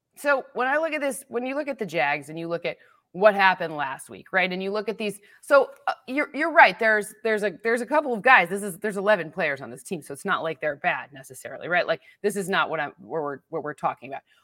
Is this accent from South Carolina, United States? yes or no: no; Michigan, United States; I'm from Michigan